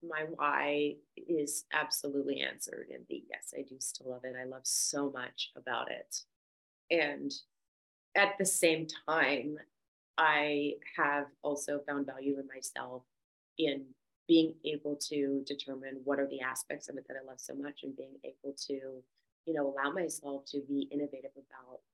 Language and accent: English; Victoria, British Columbia, Canada; moved away as an adult; also born or lived in Vancouver, Canada; now in Los Angeles, United States; I am originally from Victoria, BC, so I moved to Vancouver